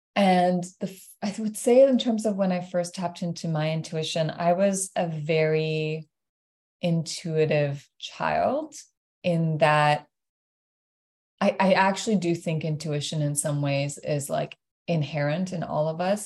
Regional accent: Iran; now in Toronto, Canada; born and raised in Iran.

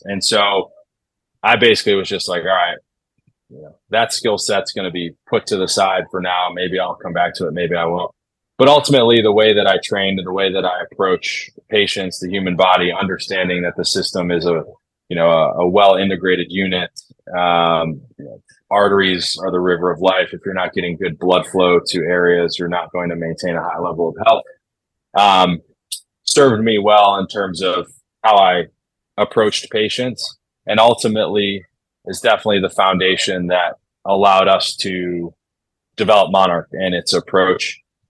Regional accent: Midwest, United States; So that, in addition to growing up in the Midwest and then going out and visiting Denver, I was like, all right, this environment seems definitely a place that I want to be.

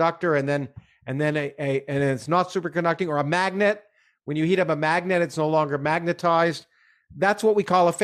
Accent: Canada; I had growing up in Canada

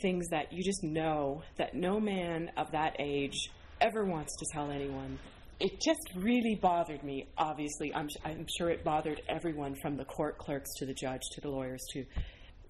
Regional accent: Ontario, Canada; now in St. John's, Canada; I'm from Ontario

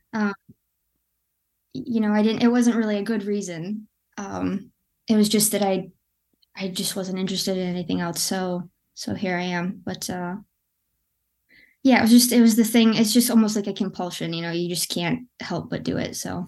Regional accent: West Michigan, United States; I'm from Michigan. I'm from West Michigan.

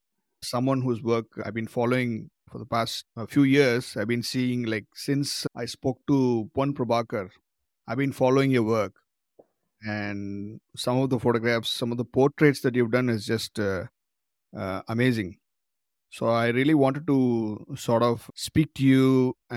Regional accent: Madurai, Tamil Nadu, India; growing up in Madurai

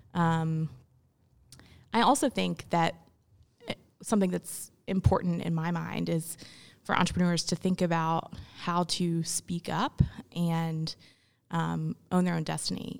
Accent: Memphis, Tennessee, United States; also born or lived in India; I grew up in Memphis, but I was adopted. So I was born in India

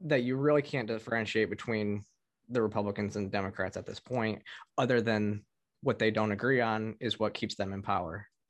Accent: Michigan, United States; growing up in Michigan

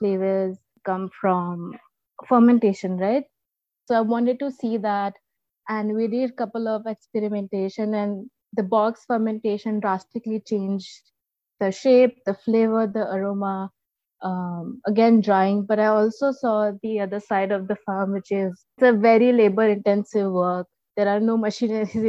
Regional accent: Mumbai, Maharashtra, India; first language Marathi; English is a second language; also born or lived in Karnataka; I was born in Mumbai, right? I was born in the city

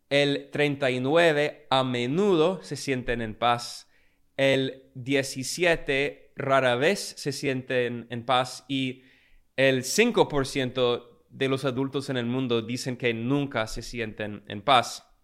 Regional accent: United States; Yo, eh, como norteamericano

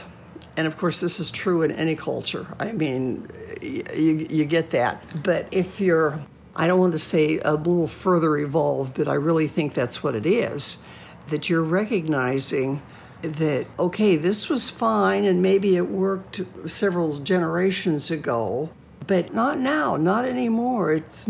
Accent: Washington, United States; also born or lived in West Coast; Probably Washington State, coastal Washington State.

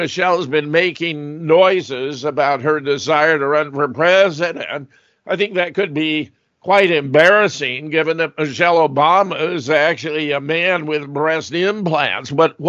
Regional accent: Southern California, United States; Having been born and raised in Southern California

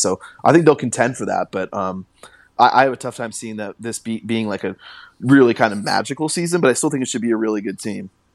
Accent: Carnation, Washington, United States; also born or lived in Boise, Idaho; I grew up in Carnation, Washington

